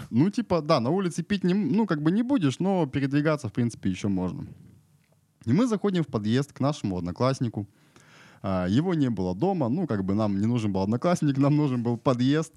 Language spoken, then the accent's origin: Russian; Irkutsk Oblast, Russia; now in Novosibirsk, Russia; сам я с Иркутской области